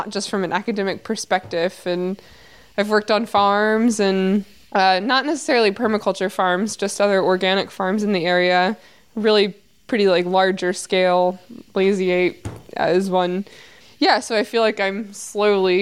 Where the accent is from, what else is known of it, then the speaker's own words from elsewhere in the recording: Florida, United States; now in Berea, United States; I grew up in Florida, but my family is from Berea, so I grew up spending my summers here